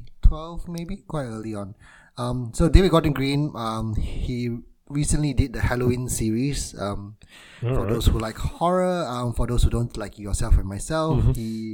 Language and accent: English; Malaysia; I grew up in Malaysia